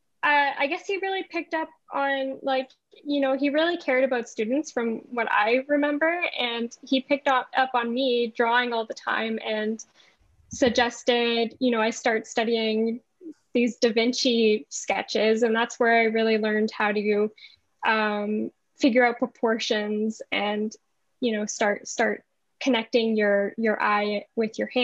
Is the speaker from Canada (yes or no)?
yes; Thunder Bay, Ontario, Canada; I was raised in Thunder Bay